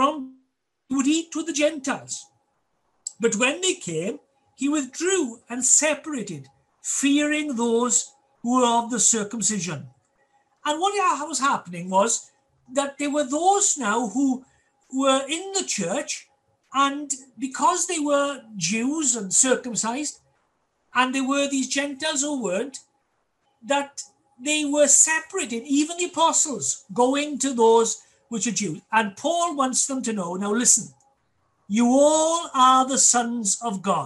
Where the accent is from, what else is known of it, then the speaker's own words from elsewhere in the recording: Wales, United Kingdom; our love for our Welsh heritage and culture